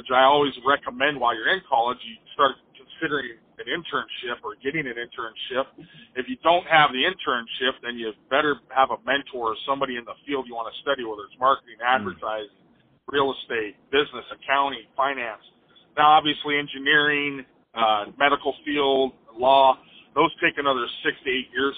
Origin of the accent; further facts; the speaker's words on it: Seattle, Washington, United States; I'm from Seattle, Washington.